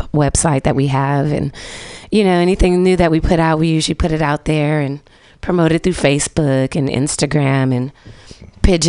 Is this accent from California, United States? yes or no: yes; Oakland, California, United States; I'm from Oakland